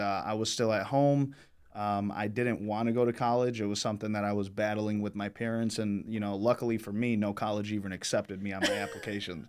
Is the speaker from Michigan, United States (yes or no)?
yes; Michigan, United States; I grew up here in Michigan, born and raised